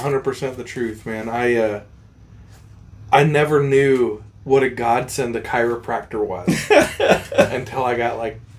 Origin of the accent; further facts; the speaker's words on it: Montana, United States; I'm from Montana.